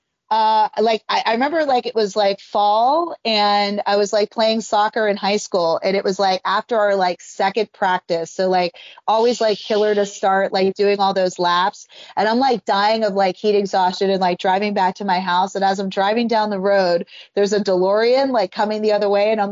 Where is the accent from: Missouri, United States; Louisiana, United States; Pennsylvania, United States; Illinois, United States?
Pennsylvania, United States; Western; I grew up in like Western Pennsylvania by the like West Virginia and Ohio border